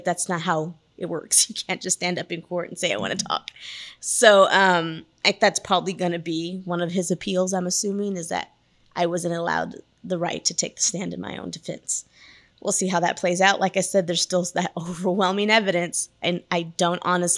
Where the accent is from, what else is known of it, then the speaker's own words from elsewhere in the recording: Wilson County, near Floresville, Texas, United States; I'm from Wilson County